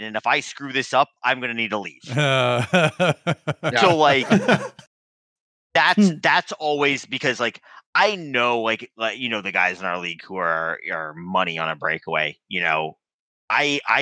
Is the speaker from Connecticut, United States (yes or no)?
yes; Stamford, Connecticut, United States; I grew up in Stamford, Connecticut